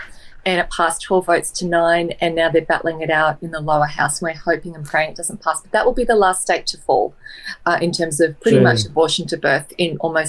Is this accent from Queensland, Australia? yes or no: no; Sydney, New South Wales, Australia; now in Brisbane, Australia; I'm originally from Sydney